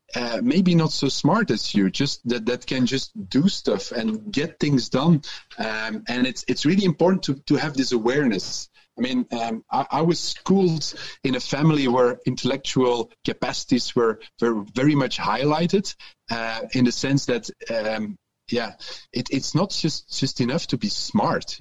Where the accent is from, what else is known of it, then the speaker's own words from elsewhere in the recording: Antwerp, Flanders, Belgium; English is a second language; also born or lived in Ghent; I'm also from Antwerp